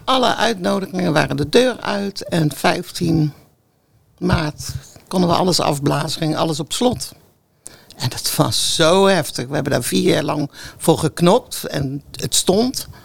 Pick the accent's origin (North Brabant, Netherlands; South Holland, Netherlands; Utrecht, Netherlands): North Brabant, Netherlands; moved away as an adult; now in Gouda, Netherlands; ik kom uit Brabant